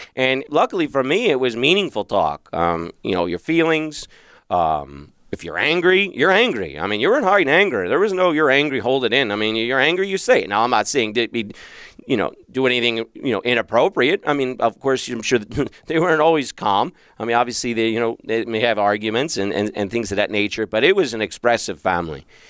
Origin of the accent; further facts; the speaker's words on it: Philadelphia, Pennsylvania, United States; now in Arizona, United States; I grew up in Philadelphia